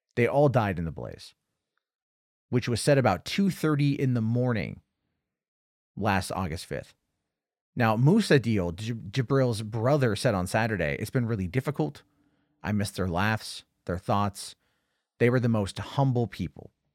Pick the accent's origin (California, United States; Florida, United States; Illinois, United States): California, United States; San Diego; moved away; both from San Diego, which was my hometown for fifteen years